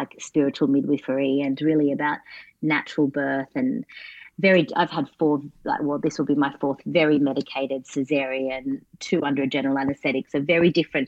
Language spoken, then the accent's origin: English; Australia; also born or lived in Brazil; I'd moved here when I was 6 years old